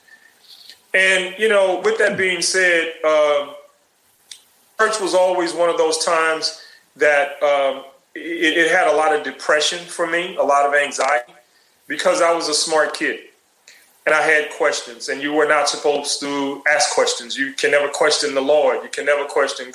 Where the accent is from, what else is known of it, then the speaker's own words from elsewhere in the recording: Houston, Texas, United States; As a child growing up in the Third Ward, Houston